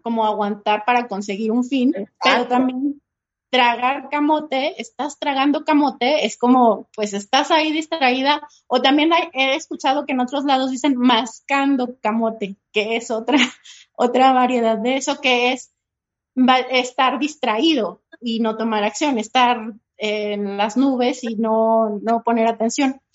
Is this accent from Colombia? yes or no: no; Mexico; para nosotros como mexicanos